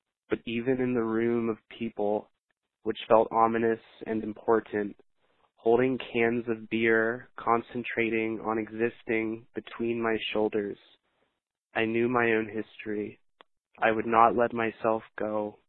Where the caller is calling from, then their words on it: Shepherdstown, West Virginia, United States; I'm calling from Shepherdstown, West Virginia.